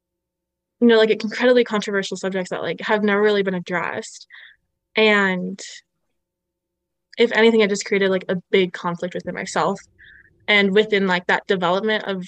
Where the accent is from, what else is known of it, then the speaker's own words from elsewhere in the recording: Ottawa, Ontario, Canada; moved away as an adult; also born or lived in Utah; growing up in Ottawa